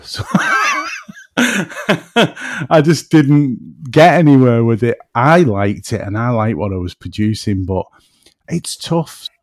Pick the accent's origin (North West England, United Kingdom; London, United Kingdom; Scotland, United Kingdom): North West England, United Kingdom; between Manchester and Liverpool; accent: woolly back; I'm in between Manchester and Liverpool, so, you know, my accent can drift a bit, and I'm, I, I'm actually called a woolly back where I'm from.